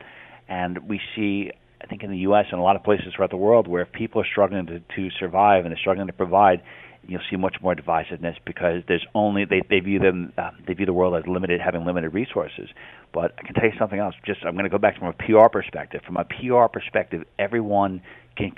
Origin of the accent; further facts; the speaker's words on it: United States; I'm an American